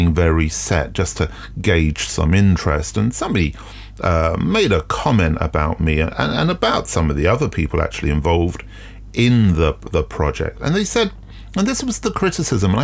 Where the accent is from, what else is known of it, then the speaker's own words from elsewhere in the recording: London, United Kingdom; I'm from South London